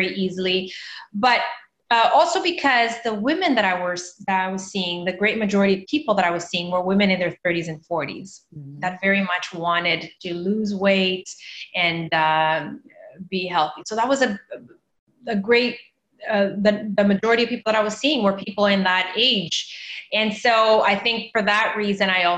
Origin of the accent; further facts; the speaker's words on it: Canada; also born or lived in Mozambique / Toronto, Canada; staying in Canada where I grew up, I decided to go back to my home country. I'm from Mozambique